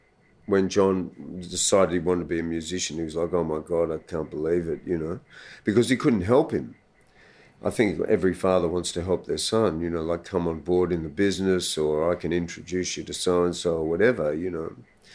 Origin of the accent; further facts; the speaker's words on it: Sydney, New South Wales, Australia; I was born here in Sydney.